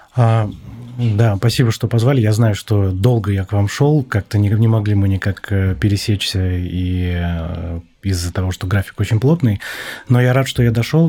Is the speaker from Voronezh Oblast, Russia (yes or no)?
no; Magnitogorsk, Chelyabinsk Oblast, Russia; я родился в Магнитогорске